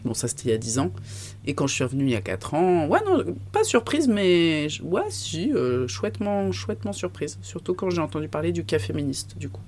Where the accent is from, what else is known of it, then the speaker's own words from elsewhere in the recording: Paris, Île-de-France, France; moved away as an adult; also born or lived in Aubenas; now in Ardèche, France; je suis de Paris